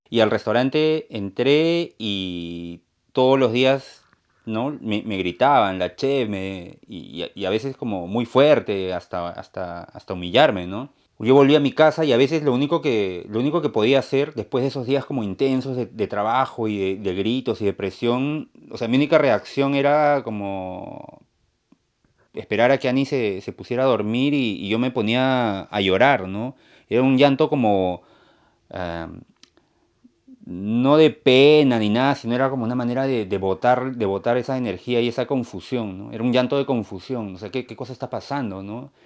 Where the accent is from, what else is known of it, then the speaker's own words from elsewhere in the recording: Peru; moved away as an adult; also born or lived in Lima; now in Maine, United States; yo soy de Perú